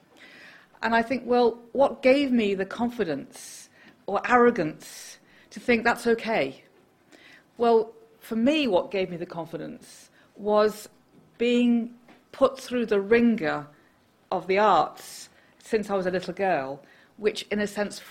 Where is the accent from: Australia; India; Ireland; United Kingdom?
United Kingdom; Liverpool, North West England; when I was a little girl growing up in Liverpool